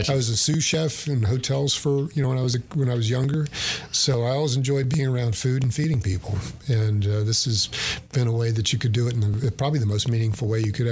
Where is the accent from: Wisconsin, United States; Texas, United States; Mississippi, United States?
Texas, United States; Bowie County; I was born in Bowie County. It's poor.